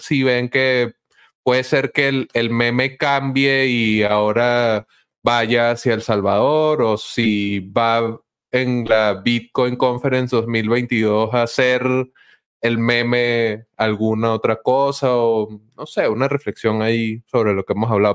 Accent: Venezuela; nosotros como venezolanos hemos vivido

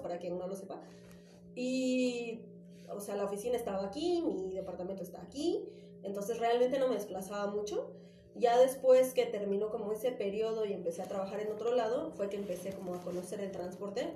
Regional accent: Cuernavaca, Morelos, Mexico; moved away as an adult; also born or lived in Ecatepec; now in Mexico City, Mexico; soy originaria de Ecatepec, okay. Fuentes de la Bronx representing, pero me fui a vivir muy chiquita a Cuernavaca y llevo, bueno, llevé muchos años viviendo allá

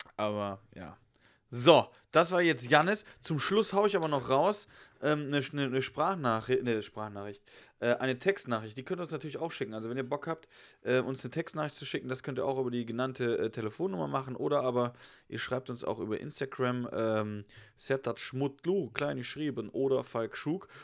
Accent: Germany; klar, bin ich Deutscher

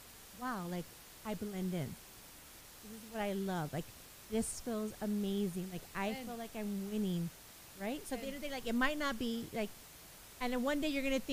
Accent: Baldwin Park, California, United States; I grew up in Baldwin Park, now Monty

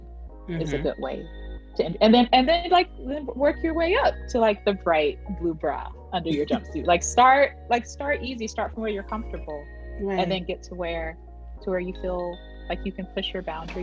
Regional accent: Southern, United States; accent: Southern; my Southern accent

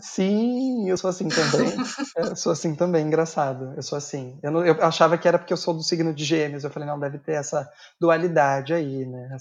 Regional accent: São Paulo, Brazil; also born or lived in Guarulhos; Eu sou de São Paulo, a minha família morava em Guarulhos

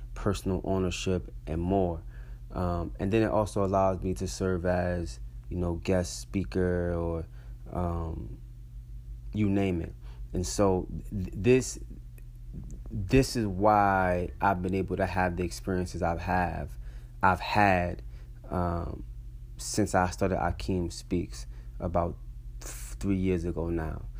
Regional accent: Atlantic City, New Jersey, United States; also born or lived in Brooklyn, New York / Philadelphia, Pennsylvania; now in Providence, United States; Growing up in Atlantic City, being raised by my grandparents

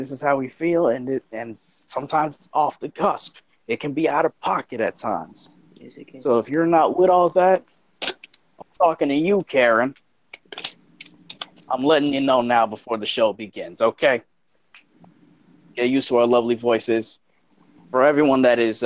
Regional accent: South Carolina, United States; now in Florida, United States; I'm just a biracial dude from South Carolina who unfortunately lives in the great state of Florida

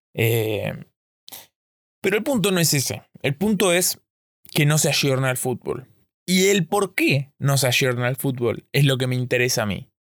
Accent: Argentina; yo soy de Argentina

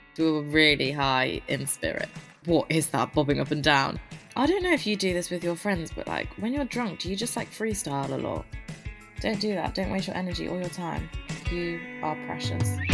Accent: Loughborough, East Midlands, United Kingdom; moved away; also born or lived in Reading; I am from Loughborough, but obviously I go to Reading Uni with Tom

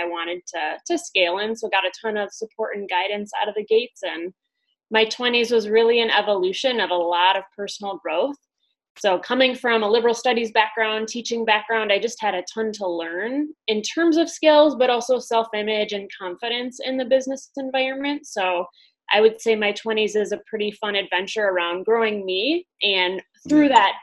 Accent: Wisconsin, United States; I'm from the Midwest and from the Wisconsin area, born and raised, as you can tell with my great accent

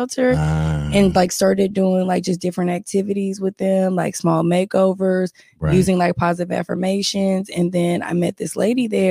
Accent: Houston, Texas, United States; also born or lived in Pittsburgh, Pennsylvania; I was born in Pittsburgh, but I was here in Houston.

